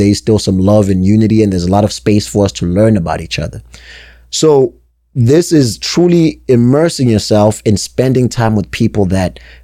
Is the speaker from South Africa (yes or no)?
yes; South Africa; also born or lived in New Hampshire, United States; now in Connecticut, United States; born and raised in South Africa, then grew up in New Hampshire, now sitting in Connecticut